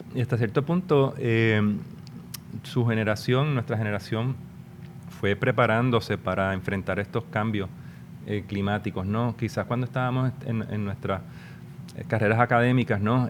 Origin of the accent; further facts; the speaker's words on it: Puerto Rico; nuestro país